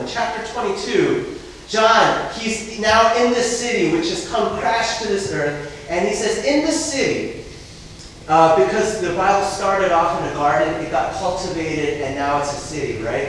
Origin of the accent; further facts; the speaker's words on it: New York City, New York, United States; I grew up in New York City